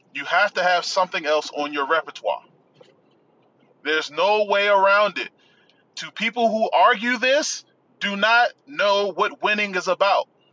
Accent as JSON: {"language": "English", "region": "Washington metropolitan area", "country": "United States", "tie": "born or raised there", "said": "Nationals became my hometown team. But me growing up, I was a diehard O's fan"}